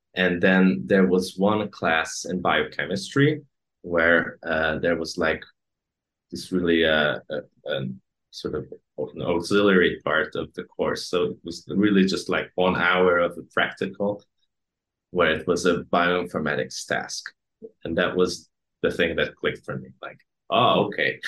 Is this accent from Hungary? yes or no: yes; Hungary; English is a second language; also born or lived in Copenhagen, Denmark; I come from Hungary. I live in Hungary right now.